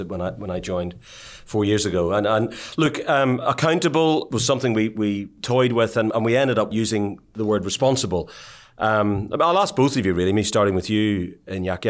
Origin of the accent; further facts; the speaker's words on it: Ireland; the way I was brought up in Ireland